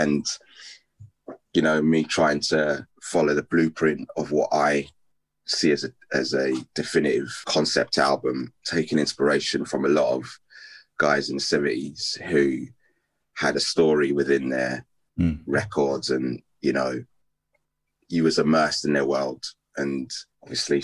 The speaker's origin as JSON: {"language": "English", "country": "United Kingdom", "said": "me being British"}